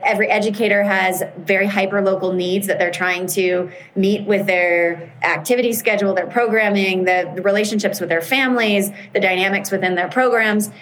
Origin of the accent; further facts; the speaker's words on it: United States; I'm American